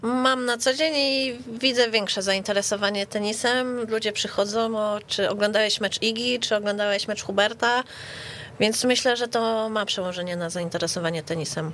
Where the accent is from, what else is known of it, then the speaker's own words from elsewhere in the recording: Warsaw, Masovian Voivodeship, Poland; U nas w Warszawie